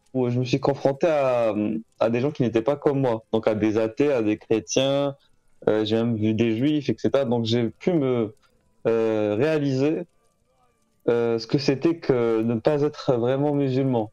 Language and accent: French; Algeria; moved away as an adult; now in France; je suis né en Algérie, j'ai grandi là-bas